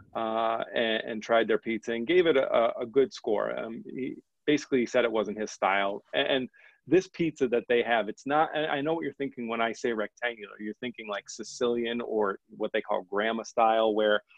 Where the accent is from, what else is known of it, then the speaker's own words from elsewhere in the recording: northeastern Pennsylvania, United States; We're both from Pennsylvania, the northeastern part